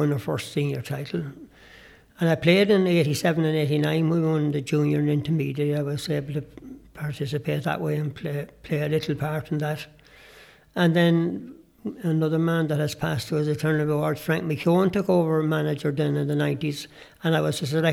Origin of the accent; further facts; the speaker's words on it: Drumshanbo, Connacht, Ireland; there was a girl from my hometown in Dumshambo